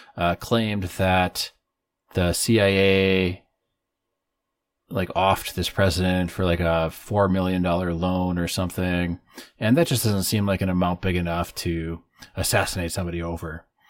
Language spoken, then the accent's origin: English; northern Wisconsin, United States; my hometown in northern Wisconsin